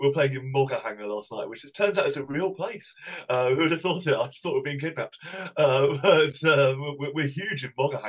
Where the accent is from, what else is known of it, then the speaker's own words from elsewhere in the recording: Cambridge, East of England, United Kingdom; also born or lived in Somerset; I'm a Cambridge boy, really. We moved when I was three.